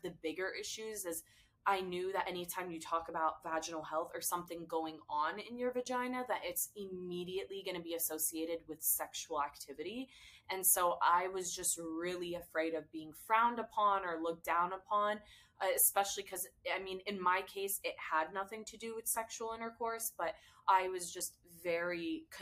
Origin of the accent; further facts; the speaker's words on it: United States; I was born and raised in America, but I'm first generation Syrian American